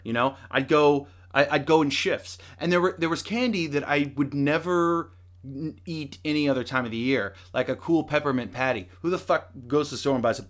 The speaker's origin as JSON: {"language": "English", "area": "the Northwest", "region": "Pacific Northwest", "country": "United States", "said": "we're from the Northwest, but never considered moving to Salem"}